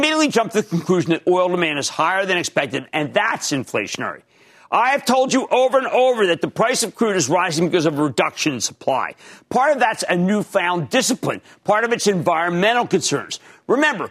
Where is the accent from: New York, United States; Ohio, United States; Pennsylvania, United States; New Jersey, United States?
New Jersey, United States; accent: Philadelphia; my home state of New Jersey